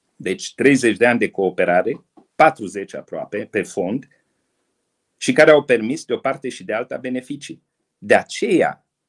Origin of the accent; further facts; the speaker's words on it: Romania; noi, românii